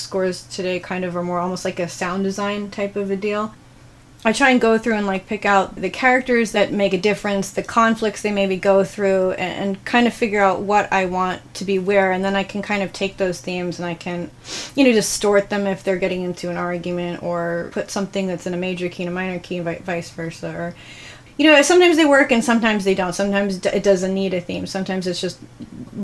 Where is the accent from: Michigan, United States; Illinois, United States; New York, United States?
New York, United States; now in Los Angeles, United States; I'm actually from New York